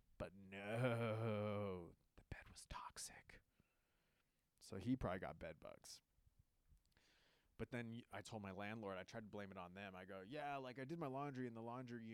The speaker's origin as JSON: {"language": "English", "region": "Southern California", "country": "United States", "said": "I'm from Southern California and there's just palm trees everywhere"}